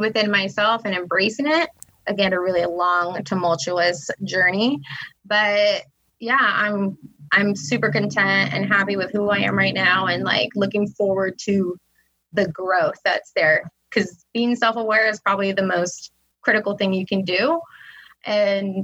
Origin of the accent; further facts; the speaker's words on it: California, United States; I'm here from the West Coast. I'm a California native. I'm Tongva.